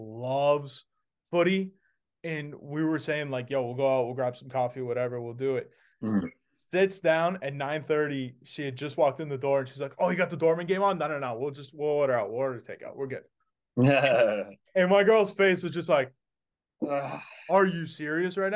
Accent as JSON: {"language": "English", "town": "Boston", "region": "Massachusetts", "country": "United States", "tie": "born or raised there", "said": "I grew up watching it in Boston"}